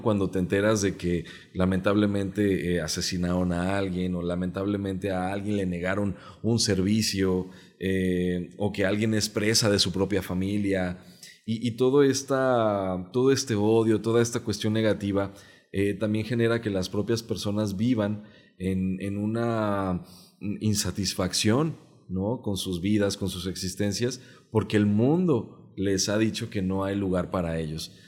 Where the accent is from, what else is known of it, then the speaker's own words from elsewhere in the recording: Jalisco, Mexico; first language Mexican Sign Language; Spanish is a second language; de la comunidad sorda del estado de Jalisco crecí en el seno de una familia de activistas